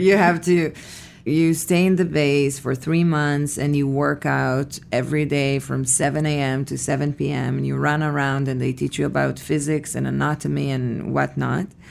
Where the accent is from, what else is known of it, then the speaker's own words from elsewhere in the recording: Petah Tikva, Central District, Israel; moved away as an adult; I was born in Israel, in a city called Petah Tikva